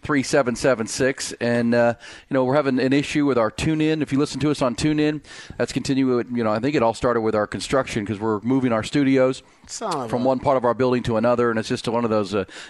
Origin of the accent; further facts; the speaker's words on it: Houston, Texas, United States; growing up in Houston like I did